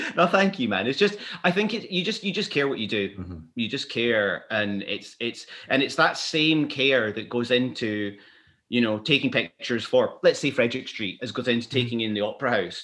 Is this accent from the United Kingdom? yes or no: yes; Glasgow, Scotland, United Kingdom; also born or lived in London; now in Edinburgh, United Kingdom; I was born in Glasgow